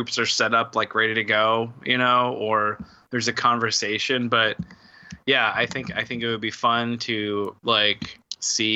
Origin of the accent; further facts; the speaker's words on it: West Virginia, United States; I'm from West Virginia